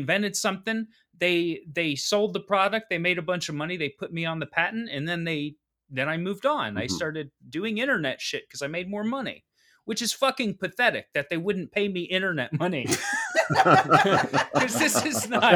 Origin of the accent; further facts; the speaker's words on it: Cincinnati, Ohio, United States; I grew up in Cincinnati